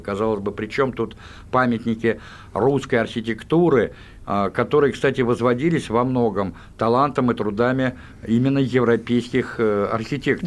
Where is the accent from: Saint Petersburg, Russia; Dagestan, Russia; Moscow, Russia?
Moscow, Russia; Я, будучи коренным москвичом, еще школьником выучил украинский язык